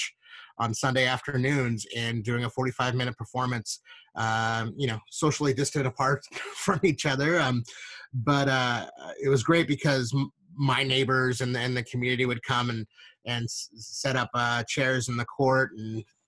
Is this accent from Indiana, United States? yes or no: no; Northern California, United States; I grew up in Northern California.